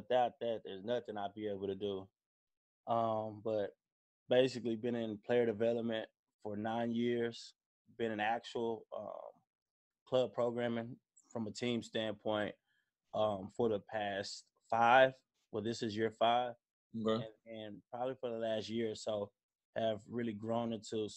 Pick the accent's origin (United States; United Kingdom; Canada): United States; Dallas, Texas; also born or lived in Indiana; I'm from Dallas. Played basketball at Carter High School.